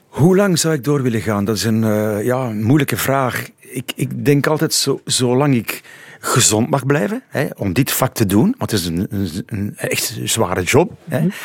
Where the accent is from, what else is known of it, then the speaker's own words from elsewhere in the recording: Pajottenland, Flanders, Belgium; zijn mijn roots daar, mijn wortels liggen daar in het Pajottenland